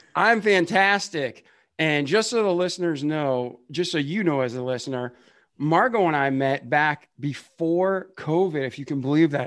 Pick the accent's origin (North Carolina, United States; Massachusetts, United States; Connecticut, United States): Massachusetts, United States; Boston; I'm from Boston